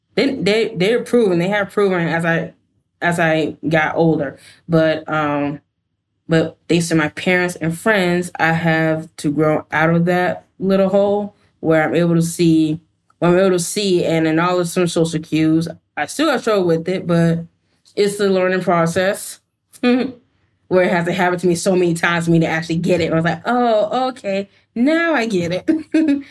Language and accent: English; Georgia, United States; moved away; I'm originally from Georgia